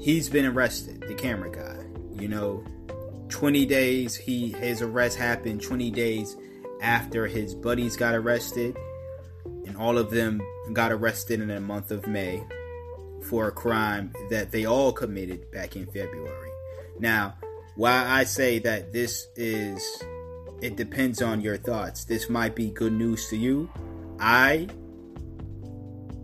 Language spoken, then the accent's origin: English; United States; I'm an American, and us Americans